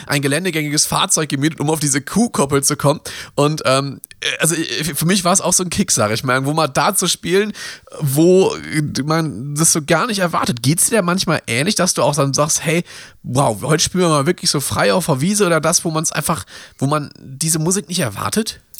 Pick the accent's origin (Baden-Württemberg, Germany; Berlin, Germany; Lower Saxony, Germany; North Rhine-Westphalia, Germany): North Rhine-Westphalia, Germany; Ruhr area; Ich komme aus dem Ruhrgebiet